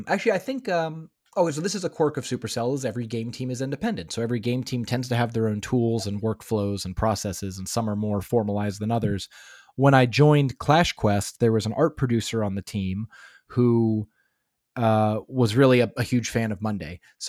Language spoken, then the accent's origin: English; Los Angeles, California, United States; now in Finland; I came from Los Angeles, and Los Angeles doesn't, I mean, of course, Los Angeles is so big you can find anything